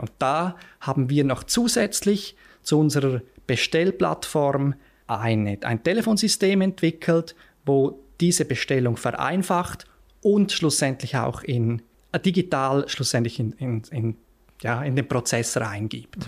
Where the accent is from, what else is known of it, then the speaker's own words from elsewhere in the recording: Lenzerheide, Graubünden, Switzerland; moved away as an adult; also born or lived in Zurich; ich bin auf der Lenzerheide aufgewachsen